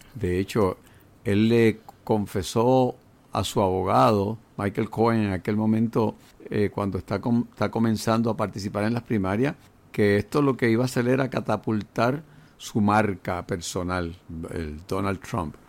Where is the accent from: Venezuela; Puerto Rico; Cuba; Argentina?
Puerto Rico